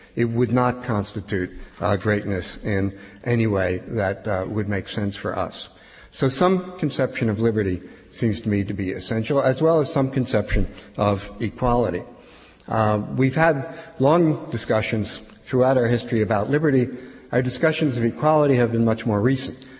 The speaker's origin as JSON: {"language": "English", "town": "Philadelphia", "region": "Pennsylvania", "country": "United States", "tie": "born or raised there", "said": "I'm from Philadelphia"}